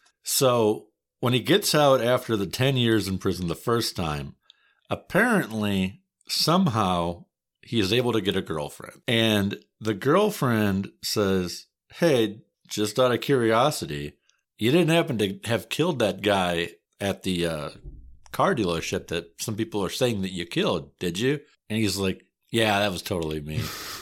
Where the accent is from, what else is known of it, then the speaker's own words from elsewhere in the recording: Kaukauna, Wisconsin, United States; it just comes up more often because we are both from Kaukauna